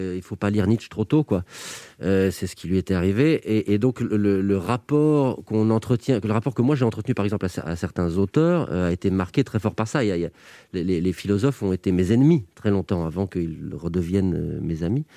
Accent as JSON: {"language": "French", "country": "Belgium", "said": "quand on est belge"}